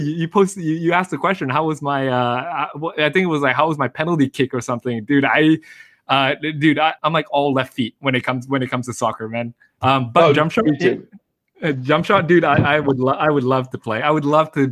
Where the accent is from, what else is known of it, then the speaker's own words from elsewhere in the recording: New York, United States; moved away as an adult; also born or lived in Philadelphia; I went to high school in New York